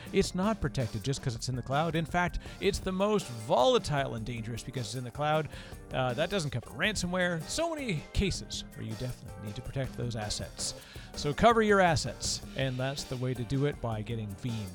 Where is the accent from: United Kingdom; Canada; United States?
Canada; accent: Canadian; I'm, I'm Canadian, so here I say process and project. part of my strange accent